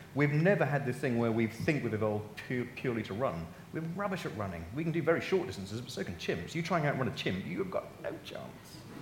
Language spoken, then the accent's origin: English; Norfolk, East of England, United Kingdom; I'm from Norfolk